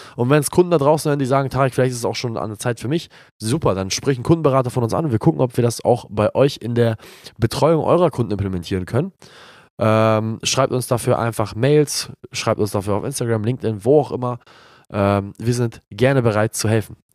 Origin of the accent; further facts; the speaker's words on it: Hamburg, Germany; in meiner Heimatstadt